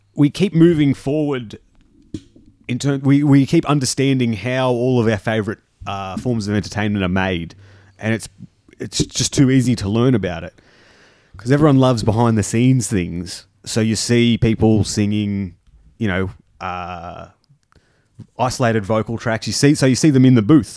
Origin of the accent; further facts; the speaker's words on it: Junee, New South Wales, Australia; I'm from June